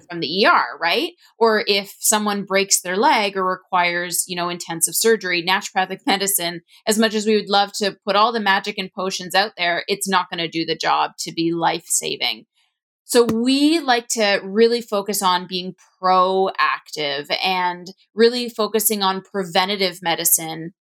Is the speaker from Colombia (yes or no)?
no; Ontario, Canada; I'm from Ontario, Canada